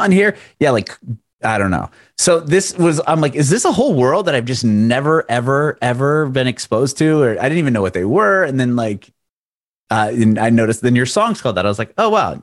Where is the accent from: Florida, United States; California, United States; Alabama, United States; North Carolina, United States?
California, United States; San Diego; moved away as an adult; also born or lived in Middle Tennessee; now in Nashville area, United States; I'm originally from San Diego.